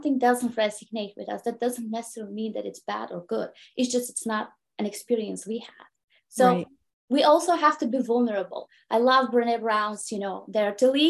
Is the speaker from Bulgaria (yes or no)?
yes; Bulgaria; English is a second language; moved away as an adult; now in United States; I'm an immigrant woman from Bulgaria who immigrated to the United States 20 years ago